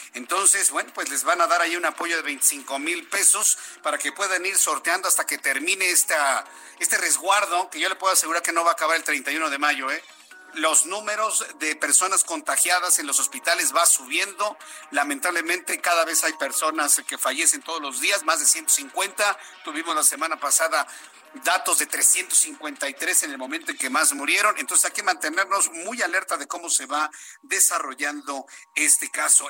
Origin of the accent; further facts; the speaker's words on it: Mexico; como mexicanos que somos